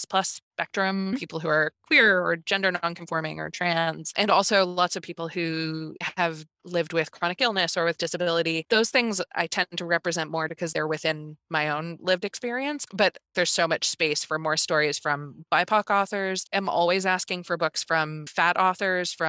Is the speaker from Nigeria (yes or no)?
no; Newfoundland and Labrador, Canada; I grew up in Newfoundland